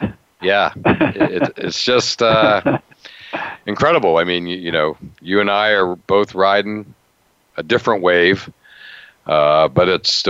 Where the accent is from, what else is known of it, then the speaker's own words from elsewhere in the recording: Western Pennsylvania, United States; moved away; growing up in Western Pennsylvania in the 70s